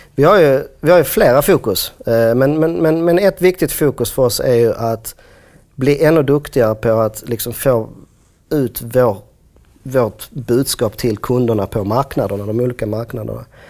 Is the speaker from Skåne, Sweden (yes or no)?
yes; Skåne, Sweden; Jag är från Skåne, så Malmö var liksom en värld och Lund var en annan värld